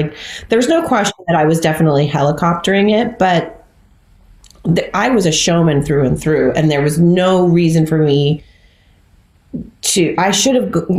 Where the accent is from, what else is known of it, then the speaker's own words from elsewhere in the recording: Southern California, United States; also born or lived in Santa Cruz, California; as a Southern Californian